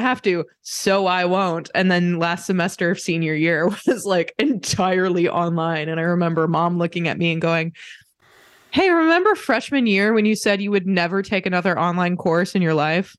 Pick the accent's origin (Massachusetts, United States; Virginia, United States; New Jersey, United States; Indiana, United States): Indiana, United States; I grew up in Indiana